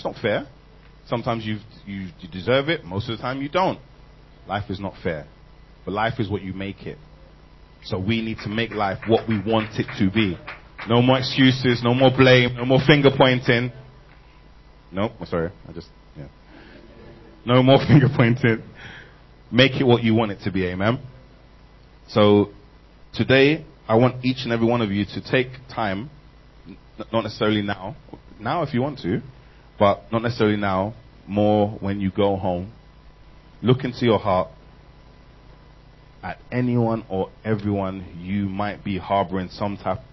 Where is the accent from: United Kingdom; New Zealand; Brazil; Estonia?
United Kingdom; London; I'm from England. South London.